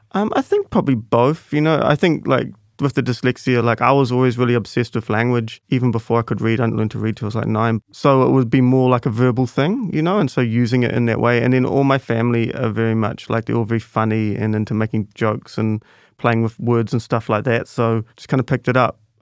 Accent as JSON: {"language": "English", "region": "Auckland", "country": "New Zealand", "tie": "born or raised there", "said": "I grew up in Grayland, but then since then I've lived all over Central"}